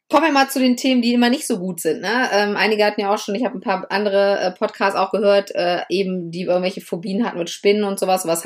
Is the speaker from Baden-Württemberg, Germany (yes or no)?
no; Lower Saxony, Germany; Ja, ich komme ja aus Niedersachsen und wir hatten, bis ich, ich glaube, bis ich, glaube ich, zwölf oder dreizehn Jahre alt war, tatsächlich nur drei Fernsehsender.